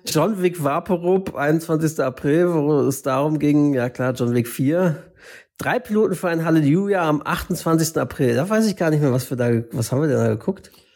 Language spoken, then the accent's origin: German; Northern Germany, Germany; selbst als Norddeutscher, der dann in Hamburg oder Norderstedt aufgewachsen ist oder so